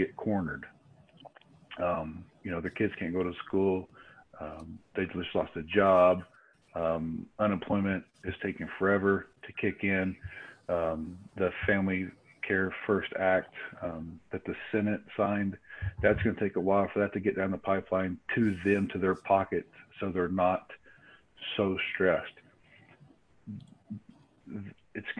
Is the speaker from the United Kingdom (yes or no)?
no; the South, United States; I'm from the South